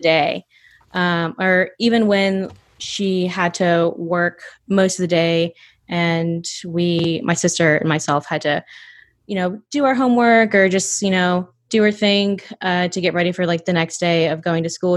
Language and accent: English; North Georgia, United States; also born or lived in Atlanta, Georgia; I grew up in North Georgia